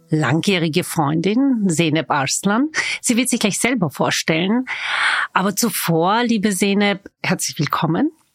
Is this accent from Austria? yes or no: yes; Vienna, Austria; Ich bin waschechte Wienerin